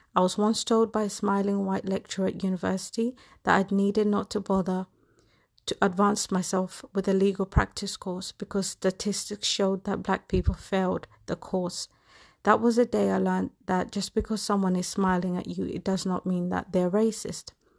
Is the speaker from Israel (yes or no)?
no; England, United Kingdom; I am a black woman, and I have grown up in England